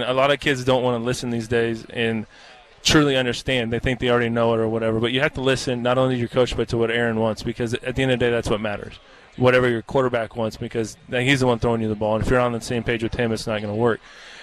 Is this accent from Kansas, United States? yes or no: yes; Kansas, United States; moved away; also born or lived in Wisconsin; with me growing up in Kansas on a farm and even spending 10 years in Wisconsin